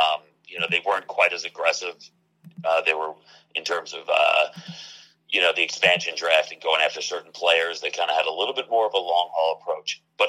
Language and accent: English; Long Island, New York, United States; I'm from Long Island.